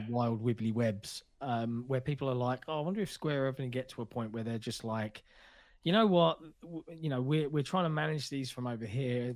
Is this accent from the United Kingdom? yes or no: yes; United Kingdom; as a Brit